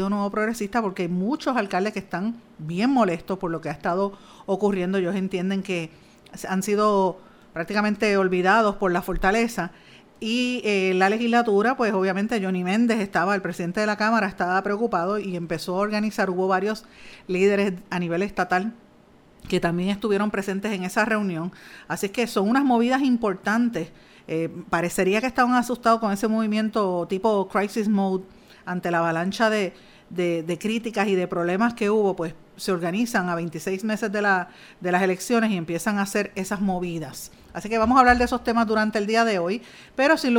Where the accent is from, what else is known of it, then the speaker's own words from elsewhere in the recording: Puerto Rico; exigiéndole una rendición de cuentas al presidente de los Estados Unidos, que no nos falte más el respeto como, como puertorriqueños. Ya está bueno de eso. Aquí murió gente y hay que respetarlo, hay que respetar el dolor ajeno de, de los puertorriqueños.